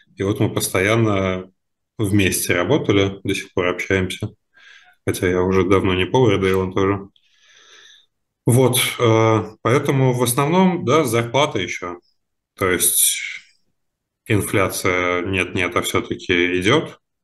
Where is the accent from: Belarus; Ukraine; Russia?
Russia; Moscow Oblast; moved away; also born or lived in Saint Petersburg; я из Подмосковья в Питере жил все это время